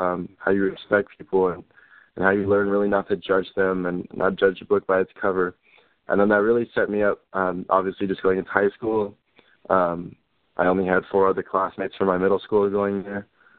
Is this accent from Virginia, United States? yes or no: no; California, United States; I grew up in the South Bay area, and then I moved a lot of times, and then I finished up here in North Park